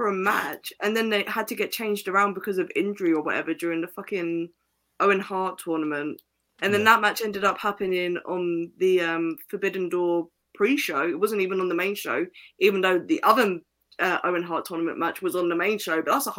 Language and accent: English; England, United Kingdom; I'm from England.